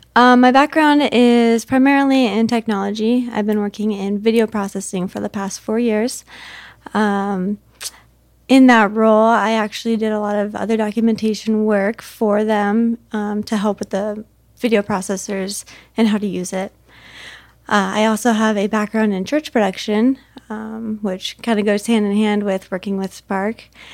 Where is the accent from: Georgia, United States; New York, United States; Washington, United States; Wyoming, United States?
Washington, United States; Camas; moved away as an adult; now in Arizona, United States; back in my hometown